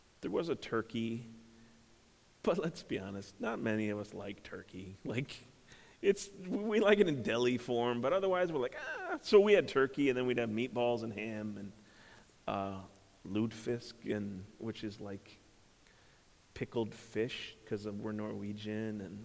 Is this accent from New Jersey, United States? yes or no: no; Minnesota, United States; I grew up in Minnesota and a big family.